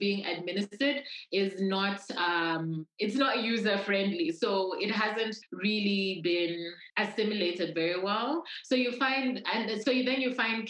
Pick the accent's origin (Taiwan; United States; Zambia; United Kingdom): Zambia; also born or lived in Lusaka, Zambia; I was born in Lusaka. And my parents split up when I was very young, when I was still a baby. And then I grew up, if you look at our map of Zambia